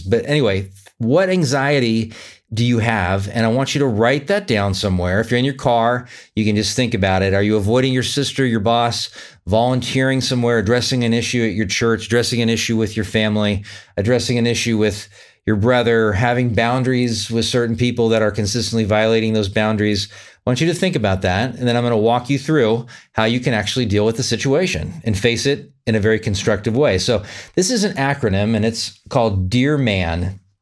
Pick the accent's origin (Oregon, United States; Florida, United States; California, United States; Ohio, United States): California, United States; Sacramento; moved away; Sacramento, California, my hometown